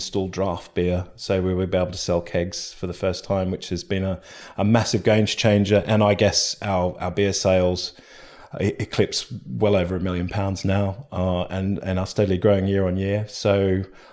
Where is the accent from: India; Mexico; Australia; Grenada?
Australia; moved away as an adult; now in London, United Kingdom; I'm from Australia, so where beer is kind of pretty nondescript. And I came over here in my 20s